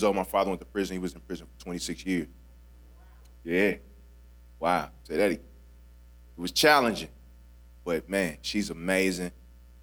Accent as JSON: {"language": "English", "town": "St. Louis", "region": "Missouri", "country": "United States", "said": "I'm from St. Louis"}